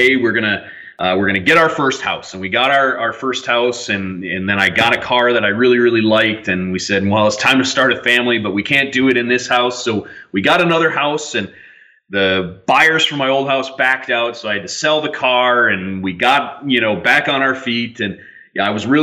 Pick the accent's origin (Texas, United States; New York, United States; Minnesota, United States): Minnesota, United States; I grew up in Minnesota